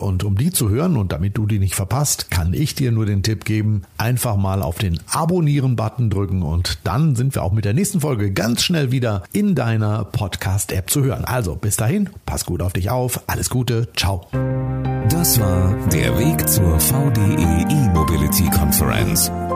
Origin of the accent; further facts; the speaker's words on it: Detmold, North Rhine-Westphalia, Germany; meine Heimatstadt Detmold